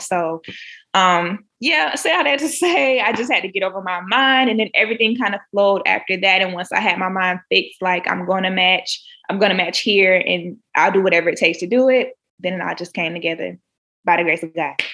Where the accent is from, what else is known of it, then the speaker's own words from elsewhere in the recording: Jacksonville, Florida, United States; moved away as an adult; also born or lived in Orlando, Florida; now in South Carolina, United States; I'm originally from Jacksonville, Florida